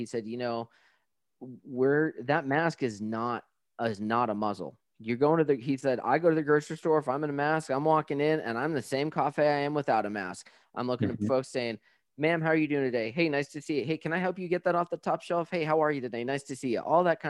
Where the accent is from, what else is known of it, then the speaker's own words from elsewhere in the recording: New Mexico, United States; I'm from New Mexico. We don't do anything because it melts in an hour.